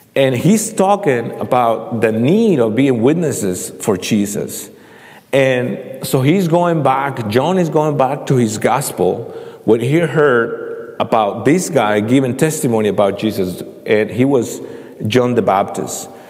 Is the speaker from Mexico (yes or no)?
yes; central Mexico, Mexico; now in Indianapolis, United States; I'm, I'm from Mexico, and uh, I, uh, I, uh, had a privilege and a blessing to uh, know the, the Lord when I was 13 years old in Mexico